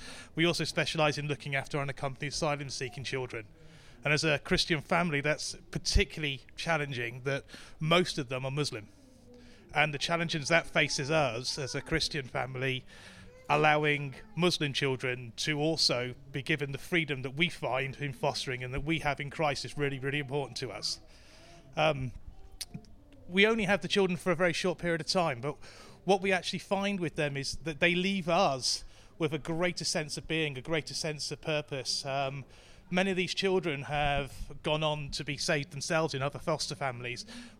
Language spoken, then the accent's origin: English; Basingstoke, South East England, United Kingdom; I'm from Basingstoke, North Hampshire.